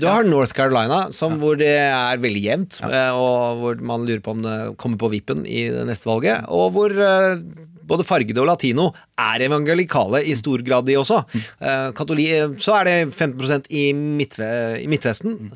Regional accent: Østfold, Norway; accent: Østfold dialect; jeg er fra Østfold

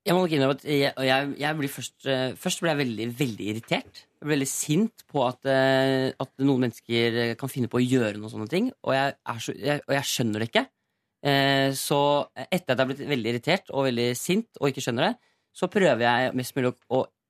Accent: Eastern Norway, Norway; accent: Eastern Norwegian dialect

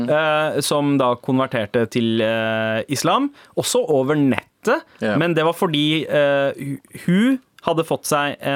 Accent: Norway; also born or lived in Sweden; Jeg er fra Norge og Sverige, og er oppvokst i en familie full av ateister, samt noen halvkristne.

